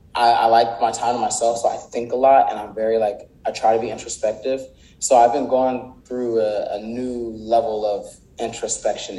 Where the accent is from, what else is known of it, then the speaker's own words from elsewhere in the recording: Palmdale, California, United States; also born or lived in Inglewood, California / South Central, Los Angeles; Then that's when we moved to Palmdale to get away from that environment